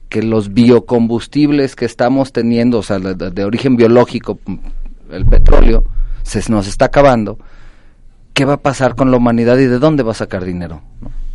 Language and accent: Spanish; Mexico; nos define como mexicanos